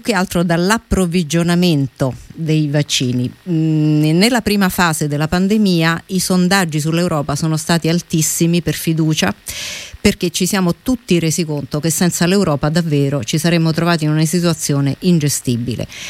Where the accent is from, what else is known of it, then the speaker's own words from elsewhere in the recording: Rome, Lazio, Italy; noi come romani